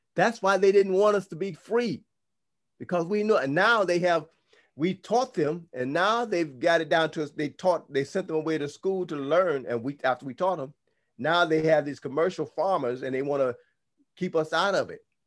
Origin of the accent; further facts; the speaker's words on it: United States; because we grew up in the United States of America, we grew up in Rome, our mindset is European